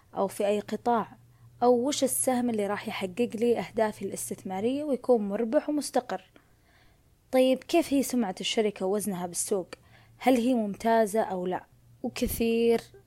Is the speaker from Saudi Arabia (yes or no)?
yes; Saudi Arabia; عندنا بالسعودية